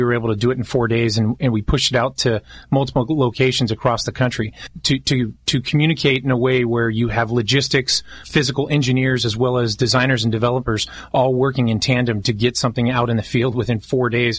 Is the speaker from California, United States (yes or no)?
yes; Long Beach, California, United States; I grew up in Long Beach